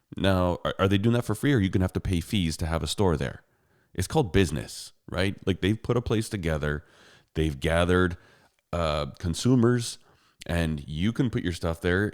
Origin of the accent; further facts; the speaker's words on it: Canada; I'm a Canadian.